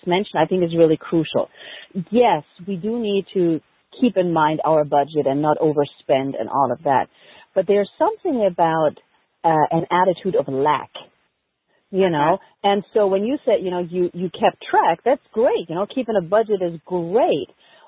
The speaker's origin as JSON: {"language": "English", "country": "Germany", "moved": "yes", "said": "I had no family over here because I'm originally from Germany"}